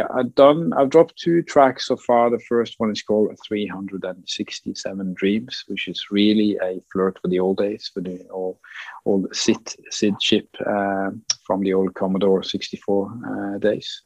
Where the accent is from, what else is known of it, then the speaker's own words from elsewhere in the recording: west coast of Norway, Western Norway, Norway; my hometown on the west coast in, in Norway